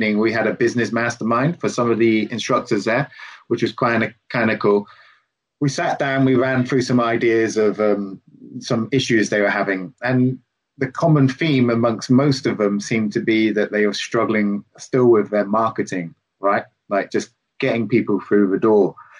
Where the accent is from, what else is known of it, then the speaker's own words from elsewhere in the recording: Plymouth, South West England, United Kingdom; I'm originally from Plymouth, and there's nothing